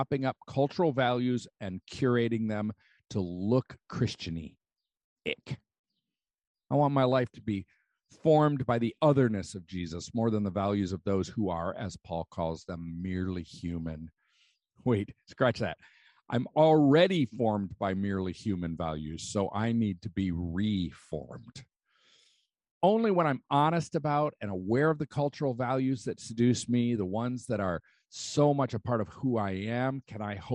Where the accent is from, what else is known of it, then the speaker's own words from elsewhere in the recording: United States; As an American, I've been steeped like tea in a value system of individualism, self-reliance, and the human right of happiness.